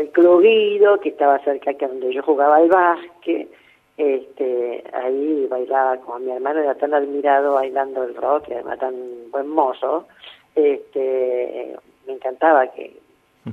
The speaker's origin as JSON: {"language": "Spanish", "town": "Villa Ballester", "region": "Buenos Aires Province", "country": "Argentina", "said": "yo soy de Villa Ballester"}